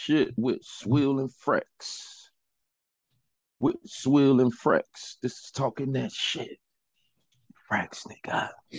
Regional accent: Chicago, Illinois, United States; I'm from the Shy

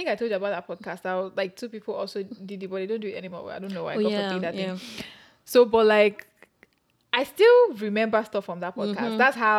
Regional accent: Nigeria; moved away as an adult; now in United States; I am Nigerian. I grew up in Nigeria for the most part of my life until I relocated to the US almost 3 years back for my MBA program.

